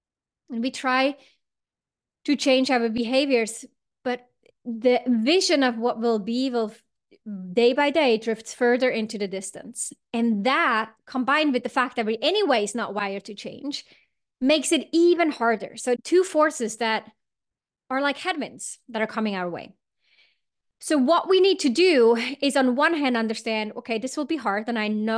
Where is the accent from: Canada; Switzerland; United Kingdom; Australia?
Switzerland; I grew up in Switzerland and we would always hike and make a fire and put some sausage on top or whatever we would do.